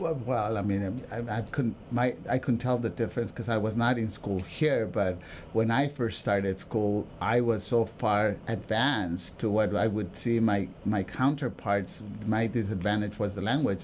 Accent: Oxnard, California, United States; also born or lived in Mexico; I was from that community, I got the job.

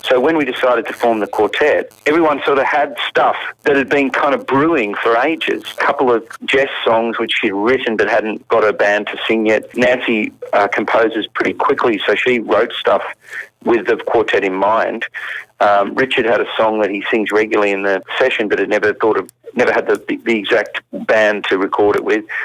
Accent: Australia; moved away as an adult; also born or lived in England; as an Australian

